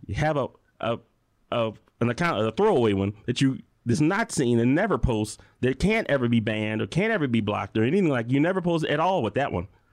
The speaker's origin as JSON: {"language": "English", "town": "Chicago", "region": "Illinois", "country": "United States", "moved": "yes", "lives_now": "Tucson, United States", "said": "I'm from Chicago"}